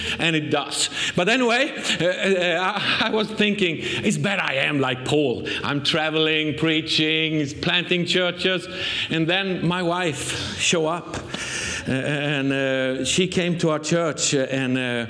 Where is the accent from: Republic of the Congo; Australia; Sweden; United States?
Sweden; accent: Swenglish; English is a second language; we come from Sweden